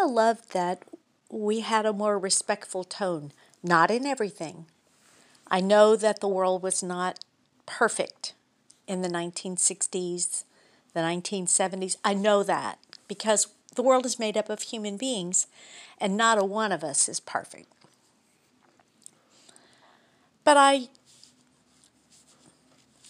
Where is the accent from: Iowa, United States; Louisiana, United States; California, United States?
Louisiana, United States; Baton Rouge; we're from Baton Rouge, Louisiana